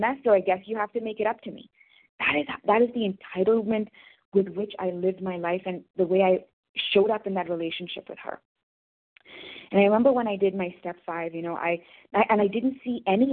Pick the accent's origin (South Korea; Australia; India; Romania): India; I'm from India